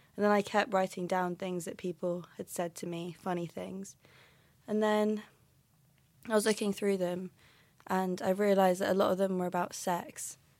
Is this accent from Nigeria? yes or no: no; London, United Kingdom; now in Aberdeen, United Kingdom; I'm from London, but I live in Aberdeen now.